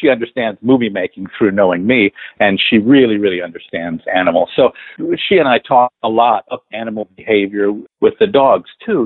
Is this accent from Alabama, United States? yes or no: no; Los Angeles, California, United States; I grew up in the San Fernando Valley and Northridge